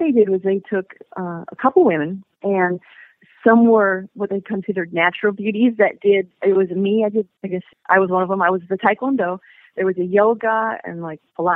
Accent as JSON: {"language": "English", "country": "United States", "also_born_or_lived": "Korea", "moved": "as an adult", "said": "an American living in Korea"}